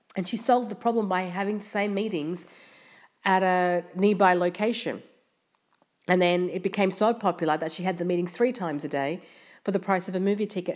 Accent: Australia; I'm from Australia

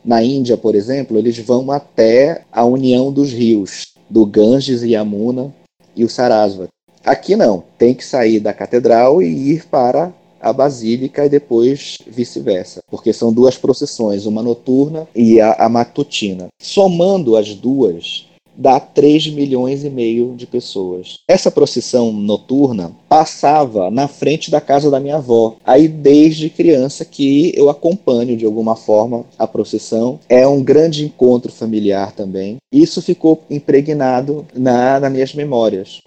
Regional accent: Belém, Pará, Brazil; eu nasci é, em Belém do Pará, moro aqui até hoje

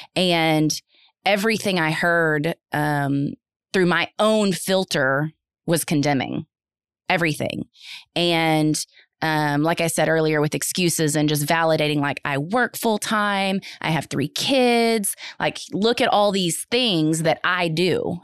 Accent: North Texas, United States; also born or lived in Houston area; now in Houston, United States; I'm from the North Texas area. Um, grew up there

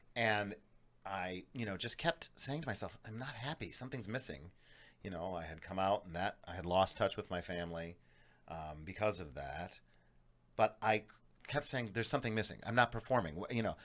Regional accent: Scranton, Pennsylvania, United States; moved away; I grew up in Scranton, Pennsylvania

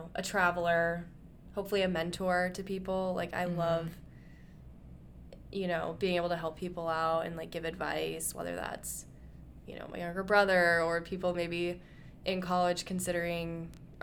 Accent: Midwest, United States; growing up in the Midwest

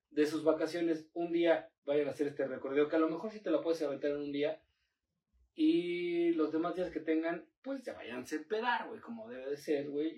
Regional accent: Puebla, Mexico; uno como poblano, güey, está viviendo aquí

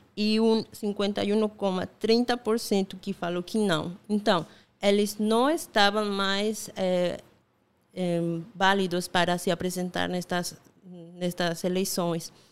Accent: Bolivia; Portuguese is a second language; moved away as an adult; also born or lived in La Paz, Bolivia; now in Paraíba, Brazil; eu sou boliviana

